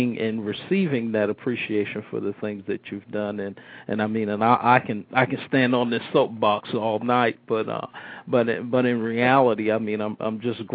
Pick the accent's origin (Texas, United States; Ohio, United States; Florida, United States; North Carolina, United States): Florida, United States; Midway; also born or lived in Brooklyn, New York; When I was a young kid growing up in Midway